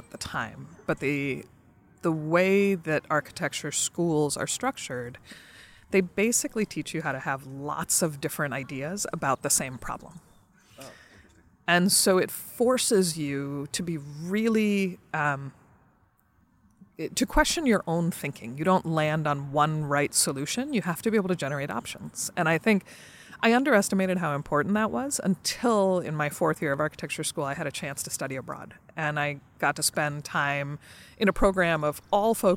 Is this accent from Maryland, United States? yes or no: no; New Jersey, United States; they came to New Jersey, and I was born there.